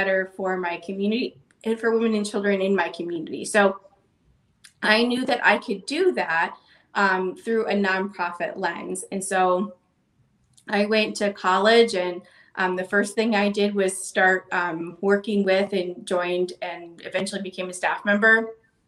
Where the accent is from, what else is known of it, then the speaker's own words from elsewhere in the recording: Boulder City, Nevada, United States; the community I grew up in Boulder City